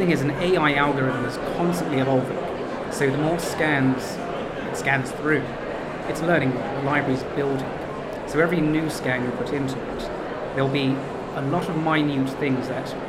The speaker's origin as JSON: {"language": "English", "country": "Greece", "said": "being Greek"}